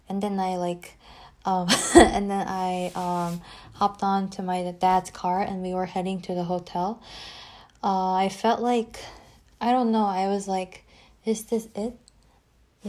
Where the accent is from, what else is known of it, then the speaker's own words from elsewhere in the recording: Seoul, South Korea; moved away as an adult; also born or lived in Abu Dhabi; my hometown, Seoul